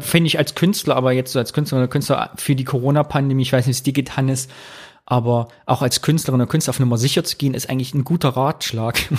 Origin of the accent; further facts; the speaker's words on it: Rhineland, Germany; hier bei uns im Rheinland